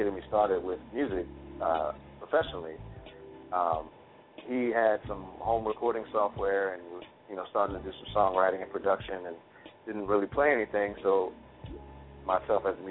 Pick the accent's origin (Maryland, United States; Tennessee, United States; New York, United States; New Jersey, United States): New Jersey, United States; Hackensack; right out of my hometown. And it's a good place, man. It's a good place to be and a lot of stuff happening in the area. So I'm proud